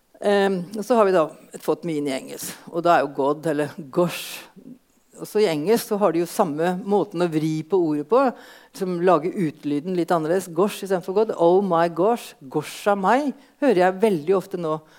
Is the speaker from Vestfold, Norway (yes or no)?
no; Østfold, Norway; vi hjemme i Østfold